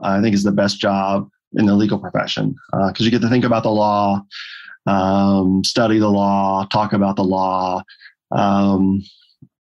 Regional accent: Fulton County, Georgia, United States; I was born in Fulton County

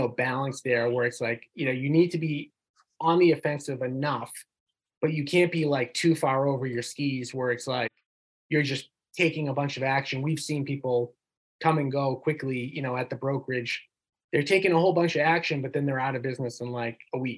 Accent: North Shore, Massachusetts, United States; we both know we grew up in the North Shore

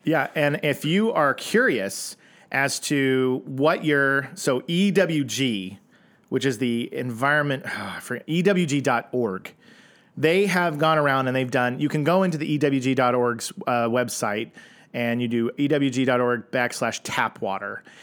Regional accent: Oklahoma, United States; I'm from Oklahoma

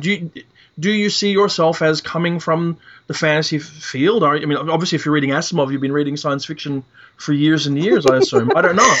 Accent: Perth, Western Australia, Australia; I was growing up in Perth, Western Australia, where in 1970 it was stinking hot

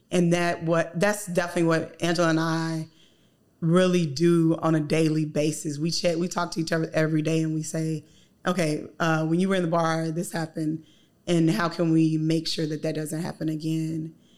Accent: the South, United States; moved away; I'm from the South

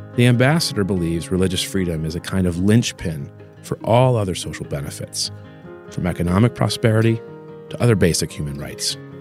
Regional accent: New Orleans, Louisiana, United States; I was raised Catholic in New Orleans

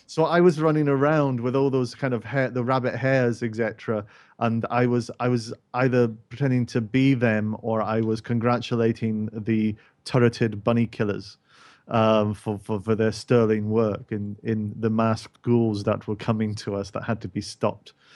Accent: Scotland, United Kingdom; a person who is Scottish who can't actually do an actual Scottish accent

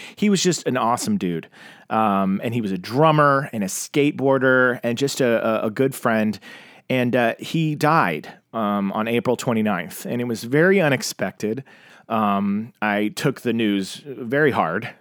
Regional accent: Tulsa, Oklahoma, United States; I grew up in Tulsa, Oklahoma, and I was in the Bible Belt

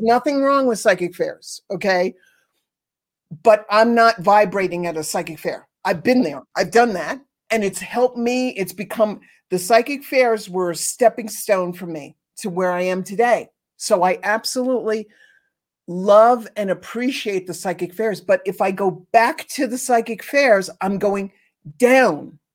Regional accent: New York City, New York, United States; growing up in New York City, near Mott Street

